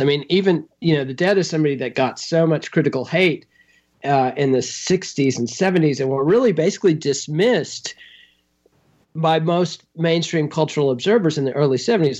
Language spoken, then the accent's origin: English; Texas, United States; as a Texan and a punk rocker